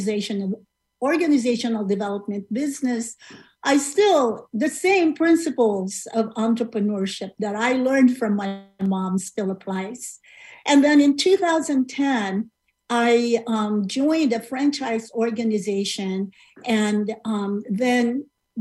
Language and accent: English; Philippines; moved away as an adult; now in United States; I immigrated from the Philippines, you know, like many of my other countrymen